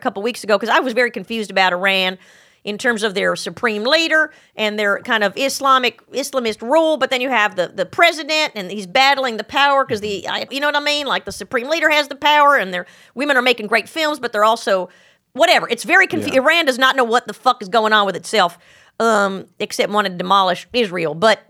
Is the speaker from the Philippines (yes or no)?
no; Australia; I'll wait. I'm Australian.